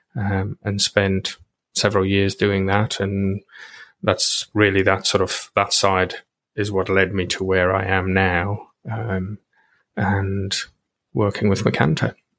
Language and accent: English; South Africa; moved away as an adult; I grew up in South Africa and then I came over here